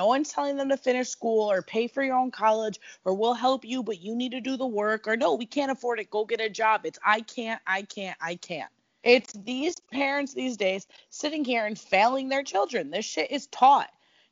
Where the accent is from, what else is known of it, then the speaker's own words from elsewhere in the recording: Niagara Falls, New York, United States; I grew up in Niagara Falls, New York.